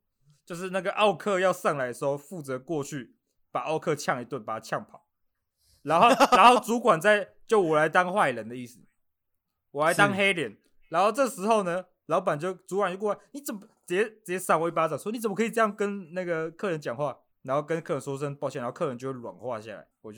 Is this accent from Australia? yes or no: yes; Australia; Chinese is a second language; 我是来自这个澳洲的澳洲人